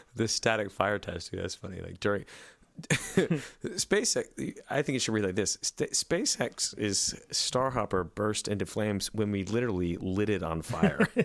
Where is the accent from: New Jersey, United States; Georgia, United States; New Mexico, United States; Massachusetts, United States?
Georgia, United States; Lilburn; in my hometown